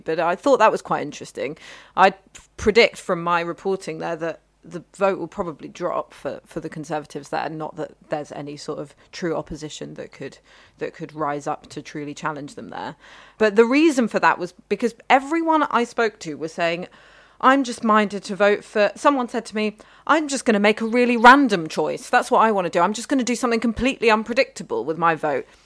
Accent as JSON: {"language": "English", "area": "Ealing", "region": "London", "country": "United Kingdom", "tie": "born or raised there", "said": "where I grew up in Ealing"}